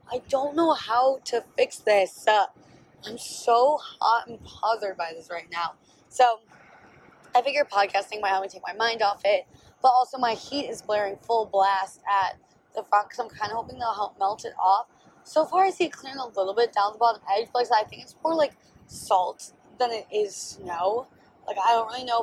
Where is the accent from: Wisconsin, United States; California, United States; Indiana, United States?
Wisconsin, United States; I grew up in Wisconsin